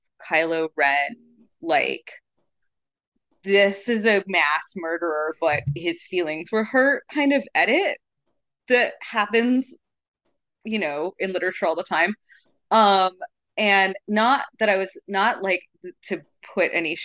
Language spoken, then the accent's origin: English; Arizona, United States; I'm from Arizona